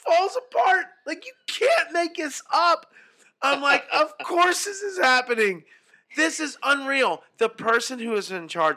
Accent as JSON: {"language": "English", "country": "United States", "said": "as an American"}